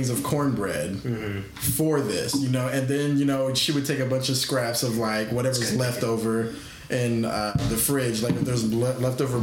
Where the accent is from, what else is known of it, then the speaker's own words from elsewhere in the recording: Tennessee, United States; also born or lived in Kentucky; now in California, United States; I'm from Tennessee